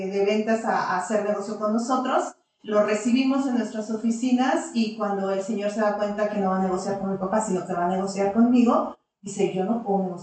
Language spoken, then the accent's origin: Spanish; Zacatecas, Mexico; moved away as an adult; now in Aguascalientes, Mexico; nosotros decidimos venir a vivir a Zacatecas. Soy de aquí, de Aguascalientes, nací aquí en Aguascalientes. Pero, Zacatecas. prácticamente toda mi vida este, se desarrolló